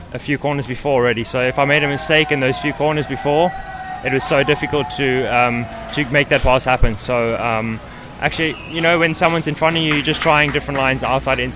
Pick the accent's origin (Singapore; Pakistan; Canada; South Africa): South Africa; moved away; also born or lived in Europe; growing up in South Africa